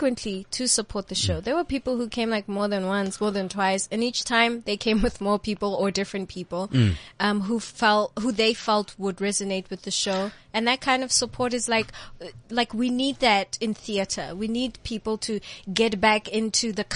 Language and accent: English; Klerksdorp, North West, South Africa; We're from the same place. We're from Klagsdorp.